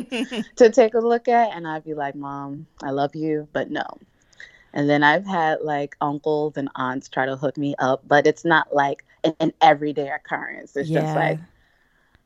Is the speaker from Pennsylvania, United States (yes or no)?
yes; outside Philadelphia, Pennsylvania, United States; also born or lived in Nigeria; I'm Nigerian. So I was born in Nigeria, but I was pretty much raised in outside Philadelphia my whole life